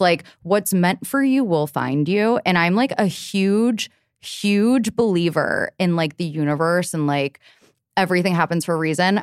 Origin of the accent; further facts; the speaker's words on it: Cincinnati, Ohio, United States; moved away as an adult; now in New York City, United States; I grew up in Cincinnati